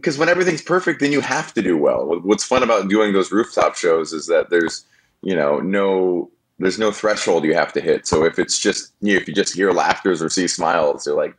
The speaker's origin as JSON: {"language": "English", "town": "Atlanta", "region": "Georgia", "country": "United States", "tie": "born or raised there", "said": "Atlanta. That was in Atlanta."}